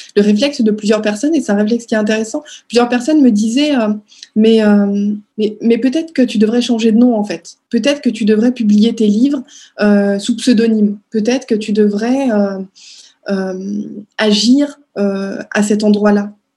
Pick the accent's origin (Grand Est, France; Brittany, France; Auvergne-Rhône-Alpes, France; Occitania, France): Grand Est, France; Strasbourg; born or raised there; moved away as an adult; now in Paris, France